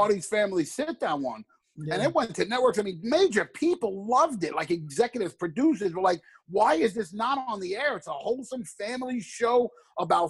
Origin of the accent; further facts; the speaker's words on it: New York City, New York, United States; my life growing up in the Bronx